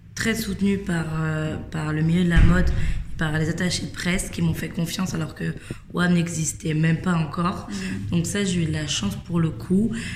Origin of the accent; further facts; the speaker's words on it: Versailles, Île-de-France, France; j'ai grandi à Versailles